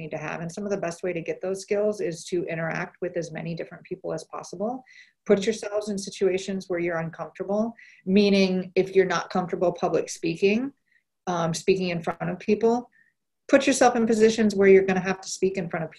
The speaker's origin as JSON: {"language": "English", "region": "Iowa", "country": "United States", "tie": "born or raised there", "moved": "yes", "said": "I grew up in Iowa, and Iowa is not known for being very diverse"}